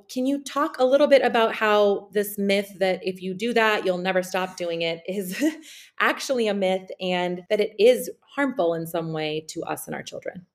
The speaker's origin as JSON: {"language": "English", "town": "Sarajevo", "region": "Federation of Bosnia and Herzegovina", "country": "Bosnia & Herzegovina", "also_born_or_lived": "United States", "moved": "yes", "said": "I'm from I'm Bosnian. I'm from Sarajevo"}